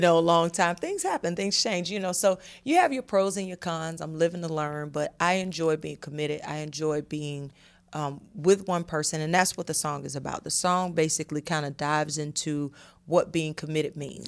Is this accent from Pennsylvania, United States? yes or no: no; Atlanta, Georgia, United States; I'm from Atlanta